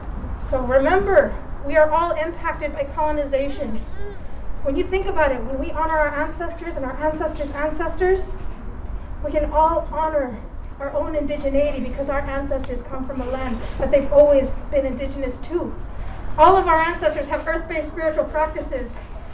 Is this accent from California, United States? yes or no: yes; Indian Canyon Nation, California, United States; I come from Indian Canyon Nation, daughter of tribal chairwoman Anne-Marie Sayers, and I identify as a Mutsun Ohlone California native with a little bit of Euromut ancestry.